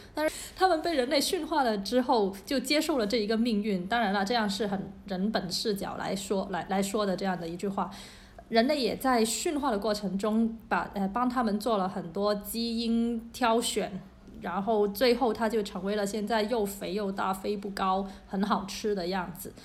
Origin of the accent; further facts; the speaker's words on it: Guangzhou, Guangdong, China; 因为我是一个广州人， 对我们的粤菜还是有非常非常多的自豪和喜爱的